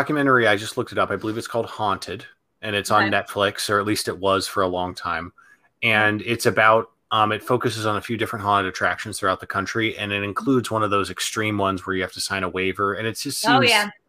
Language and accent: English; Central Ohio, United States; now in Los Angeles, United States; Where I grew up in Ohio